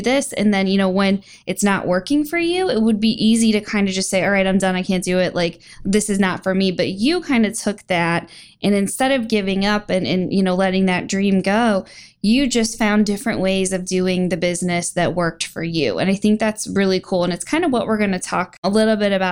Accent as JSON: {"language": "English", "region": "Ohio", "country": "United States"}